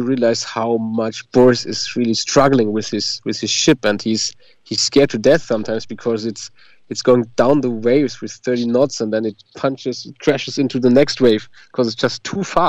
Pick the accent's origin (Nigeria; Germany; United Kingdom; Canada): Germany